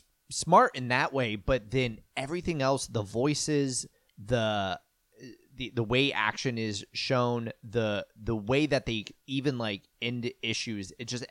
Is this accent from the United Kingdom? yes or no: yes; United Kingdom; I'm British.